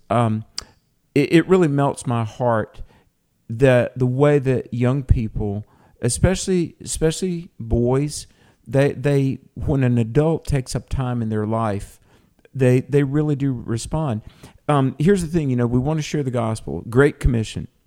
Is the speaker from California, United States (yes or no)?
no; North Carolina, United States; accent: Southern; my home state of North Carolina